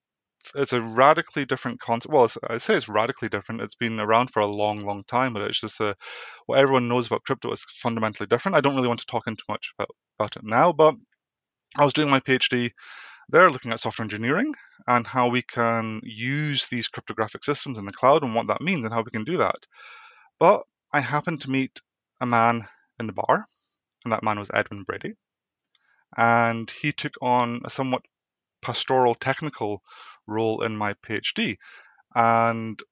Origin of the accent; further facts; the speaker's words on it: Scotland, United Kingdom; I am Dutch Welsh, but raised in Scotland.